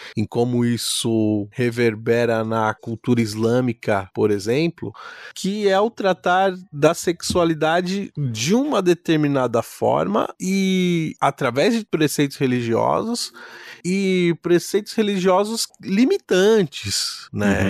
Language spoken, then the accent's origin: Portuguese; Brazil; como brasileiros